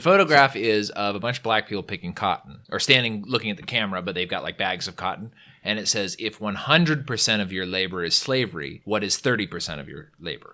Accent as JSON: {"language": "English", "region": "California", "country": "United States", "said": "I'm from California, so we've always had a variety"}